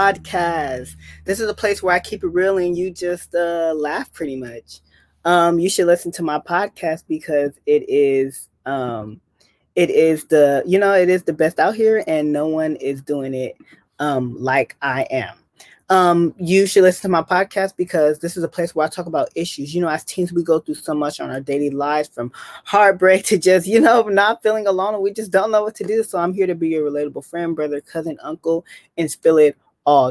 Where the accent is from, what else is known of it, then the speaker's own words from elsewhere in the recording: Bay Area, California, United States; we are both from the Bay Area